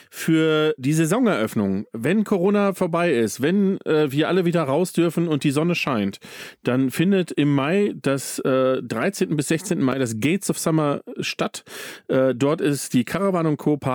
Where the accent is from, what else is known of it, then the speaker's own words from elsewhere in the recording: Bavaria, Germany; weil wir kommen ja hier aus Bayern. Ich lebe in Bayern.